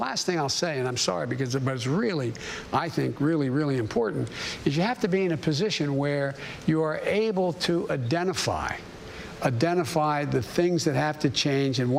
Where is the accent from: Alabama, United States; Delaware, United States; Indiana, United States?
Delaware, United States; Claymont; the neighborhood I grew up I grew up in Claymont either became a cop, a firefighter, or a priest.